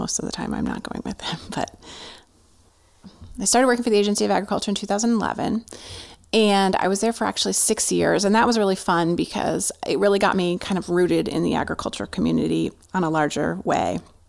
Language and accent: English; New Jersey, United States; I grew up in New Jersey, in a more rural part of New Jersey, but still pretty suburban.